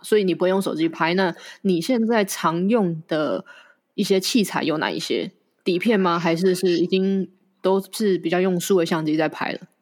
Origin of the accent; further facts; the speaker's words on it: Yunlin County, Taiwan; 跟我是同乡嘛，都是云林人。那像我，我在云林长大